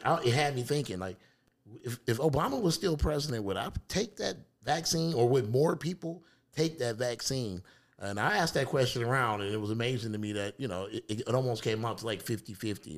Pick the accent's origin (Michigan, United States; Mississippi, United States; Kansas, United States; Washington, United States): Michigan, United States; Detroit; I'm from Detroit